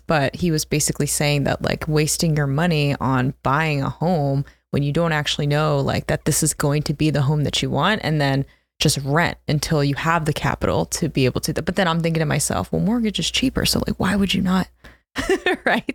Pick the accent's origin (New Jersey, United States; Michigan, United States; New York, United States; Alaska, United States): New Jersey, United States; also born or lived in Philadelphia; I grew up in South Jersey, so almost kind of a Philly girl